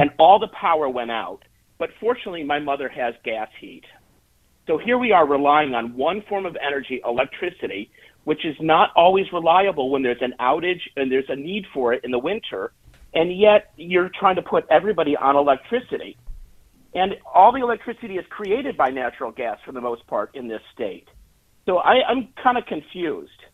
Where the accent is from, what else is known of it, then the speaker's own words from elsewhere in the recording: Rochester, New York, United States; now in New York City, United States; I'm originally from Rochester, New York, and I was home at Christmas